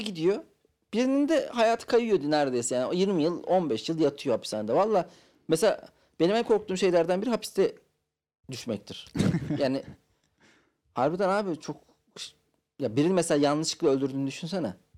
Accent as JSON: {"language": "Turkish", "region": "Ankara", "country": "Turkey", "tie": "born or raised there", "said": "Ben Ankaralıyım abi. Ankara'da büyüdüm."}